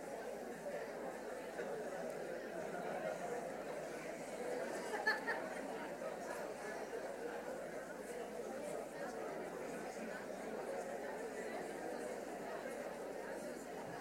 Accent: New Zealand; moved away as an adult; now in Wales, United Kingdom; as a New Zealander, I came from New Zealand 15 years ago. My wife and I came from New Zealand over here.

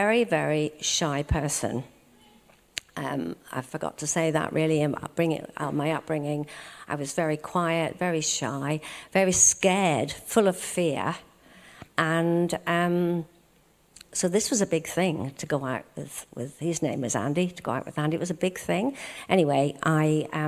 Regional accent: Belfast, Northern Ireland, United Kingdom; And I was born in Belfast, Northern Ireland, and I was born into a Christian family.

